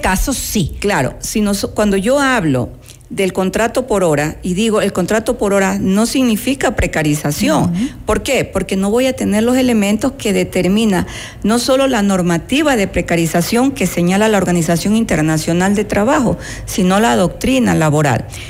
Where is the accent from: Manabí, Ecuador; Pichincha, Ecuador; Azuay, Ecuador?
Manabí, Ecuador; manavita de la misma provincia de donde yo soy oriunda